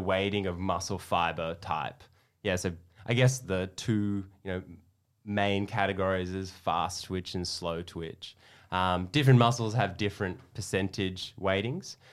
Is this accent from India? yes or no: no; Perth, Western Australia, Australia; also born or lived in Melbourne, Australia / Texas, United States; now in Sydney, Australia; I'm from Perth